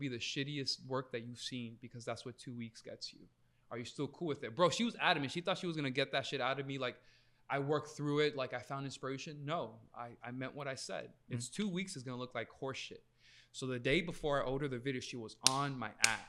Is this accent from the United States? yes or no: yes; New York, United States; also born or lived in Long Island; I'm a New Yorker and I'm Colombian